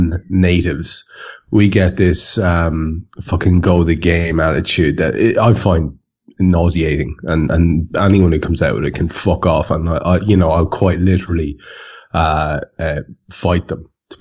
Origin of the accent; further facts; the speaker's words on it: Ireland; I am an Irishman